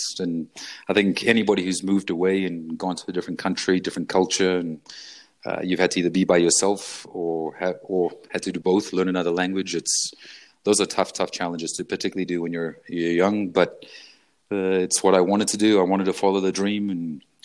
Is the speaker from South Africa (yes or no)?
yes; Durban, KwaZulu-Natal, South Africa; also born or lived in Cape Town; I think I grew up the whole time in Durban, other than 2 years between when I was 4 and 6 years old